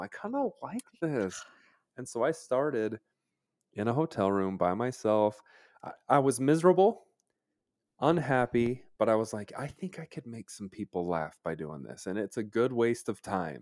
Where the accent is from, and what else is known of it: Utah, United States